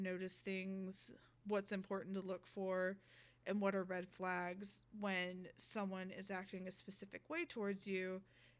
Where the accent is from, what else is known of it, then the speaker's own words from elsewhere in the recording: Little Rock, Arkansas, United States; now in Los Angeles, United States; I grew up in Little Rock, Arkansas